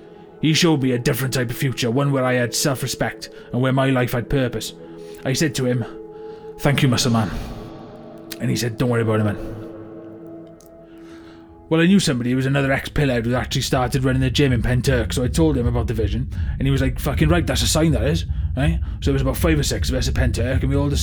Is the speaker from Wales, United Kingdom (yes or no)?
yes; Swansea, Wales, United Kingdom; I was from Swansea originally, but I came east for the raves.